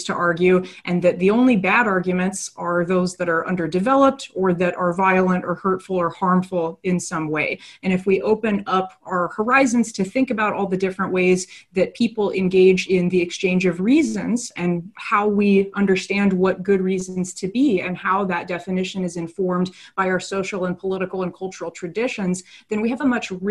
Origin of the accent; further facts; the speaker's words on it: just outside the Portland area, Oregon, United States; moved away as an adult; also born or lived in Salem, Oregon / College Park, Maryland; now in Maryland, United States; I'm originally from Oregon, just right outside of the Portland area. So I'm a West Coast transplant